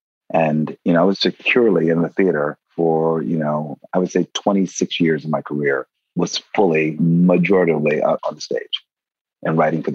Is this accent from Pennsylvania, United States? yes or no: yes; Philadelphia, Pennsylvania, United States; moved away as an adult; also born or lived in San Francisco / New York; although I grew up in Philadelphia, I feel like I was raised in San Francisco. And I was there for 10 years.